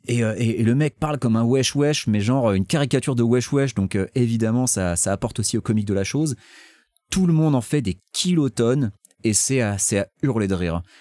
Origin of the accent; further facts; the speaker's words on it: Occitania, France; accent: Toulouse; j'ai un accent toulousain et je ne crois pas que Charles Pasqua il soit toulousain.